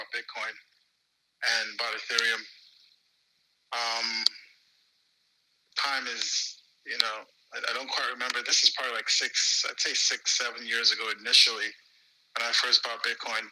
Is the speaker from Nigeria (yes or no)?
yes; Nigeria; moved away; growing up in Nigeria, you know, my dad was a banker for all his career